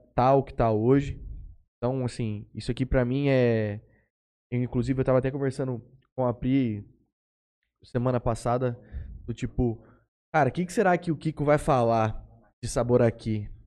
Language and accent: Portuguese; Jales, São Paulo, Brazil; Nós que somos daqui de Jales